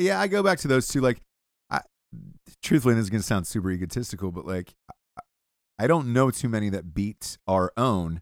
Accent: Georgia, United States; I'm from Georgia

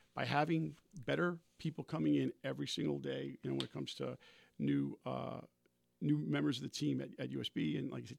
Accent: New Jersey, United States; moved away; I was originally from Central Jersey, not far from Rutgers University

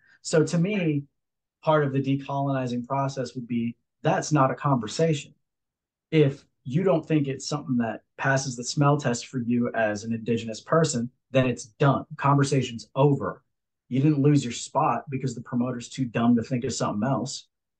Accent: Hawaii, United States; So like, even for me in passing to just say like, yeah, I'm Hawaiian.

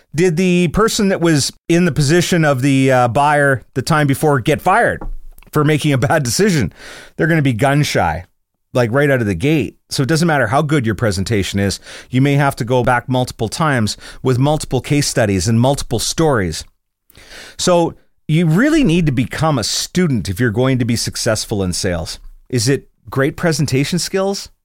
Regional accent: Scotland, United Kingdom; I'm Scottish

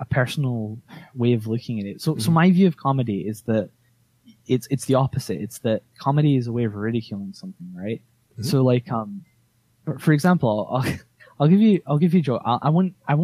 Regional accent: Scotland, United Kingdom; I live in Scotland. I'm from Scotland.

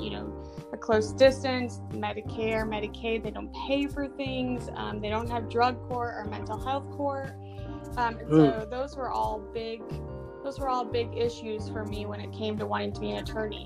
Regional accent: Michigan, United States; moved away as an adult; now in Charleston, United States; I'm from Michigan, and I grew up in a very, very small town

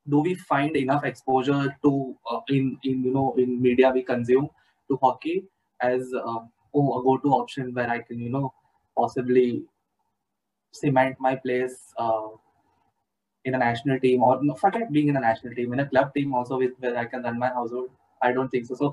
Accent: India; The closest I've been to hockey is seeing kids from another school with the hockey kit. That's about it. My school had nothing to do with the sport, unfortunately enough.

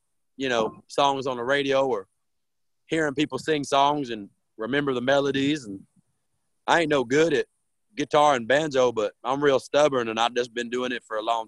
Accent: Rio Grande Valley, South Texas, United States; I'm from the Rio Grande Valley down in South Texas, way South Texas on the Mexican border

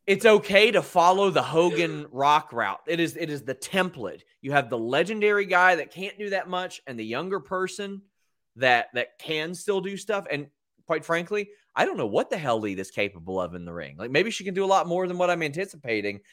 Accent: Kentucky, United States; I'm from Kentucky

